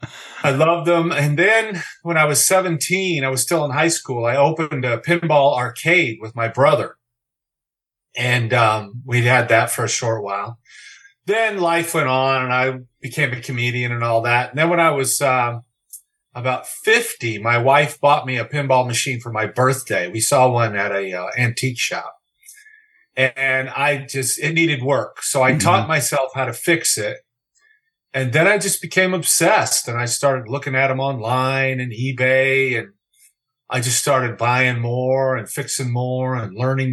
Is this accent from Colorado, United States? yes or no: no; Kansas City, Missouri, United States; I'm from Kansas City, Missouri